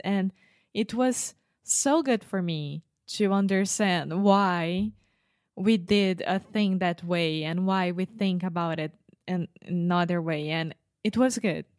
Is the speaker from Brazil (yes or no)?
yes; Brazil; English is a second language; I was raised in Brazil, which has a different culture of the United States